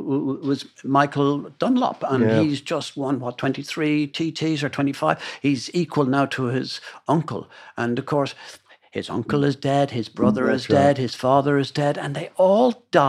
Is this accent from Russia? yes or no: no; Ireland; of course I'm Irish and he's a Celt the other side of it